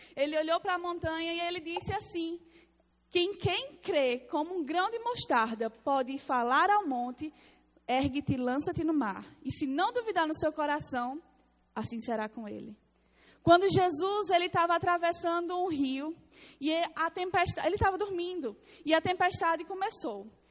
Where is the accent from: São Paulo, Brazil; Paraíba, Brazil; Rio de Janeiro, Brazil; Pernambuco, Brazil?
Paraíba, Brazil; accent: Paraibano; Sou paraibana, tá? Meu sotaque é paraibana